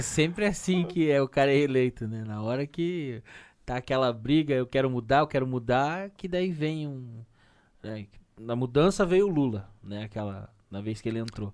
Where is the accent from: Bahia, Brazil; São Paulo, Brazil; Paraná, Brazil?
Paraná, Brazil; Curitiba; sempre que eu falo que sou de Curitiba